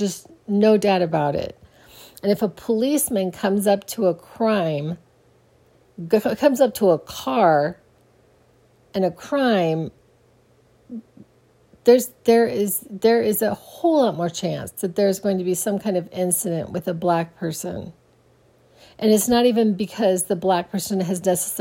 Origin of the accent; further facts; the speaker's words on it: Phoenix, Arizona, United States; I grew up in Phoenix, Arizona